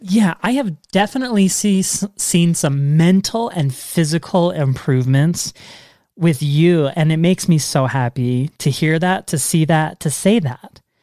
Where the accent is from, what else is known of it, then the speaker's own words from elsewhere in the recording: Washington, United States; now in Utah, United States; I grew up in Washington State